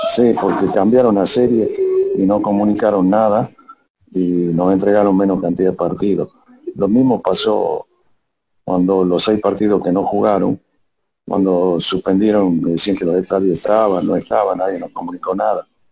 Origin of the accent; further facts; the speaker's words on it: Bolivia; nosotros como ciudadanos bolivianos